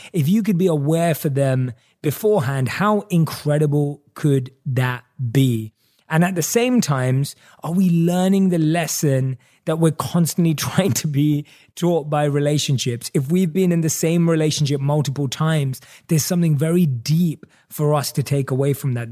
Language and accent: English; London, United Kingdom; moved away as an adult; also born or lived in New York / Los Angeles; Growing up in London, England, we were brought up on American television.